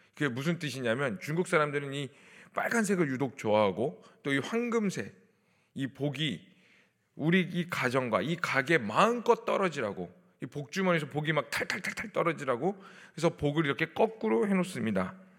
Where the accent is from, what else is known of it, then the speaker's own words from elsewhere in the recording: South Korea; 저 한국 사람인데